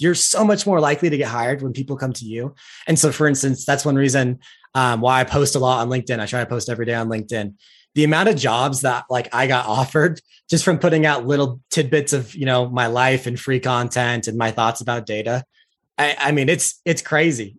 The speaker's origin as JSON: {"language": "English", "region": "Utah", "country": "United States", "said": "I'm from Utah"}